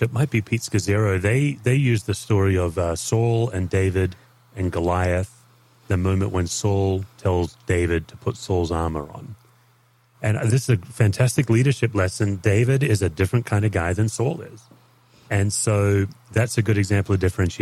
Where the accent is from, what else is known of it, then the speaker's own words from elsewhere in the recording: Australia; as an Aussie